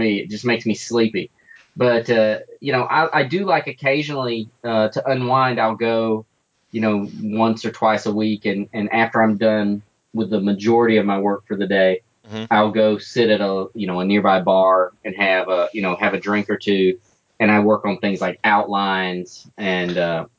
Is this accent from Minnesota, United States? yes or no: no; North Carolina, United States; moved away; I grew up in North Carolina